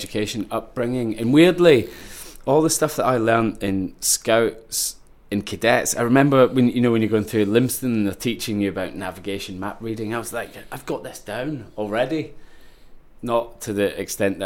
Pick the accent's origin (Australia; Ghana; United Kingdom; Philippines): United Kingdom; Ayrshire, Scotland; I grew up in Ayrshire, Coenning, with my twin brother